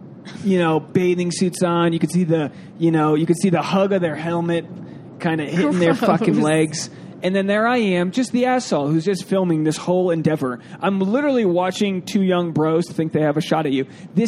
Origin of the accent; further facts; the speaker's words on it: Canada; And I'm Canadian dad bod waiting in the water filming.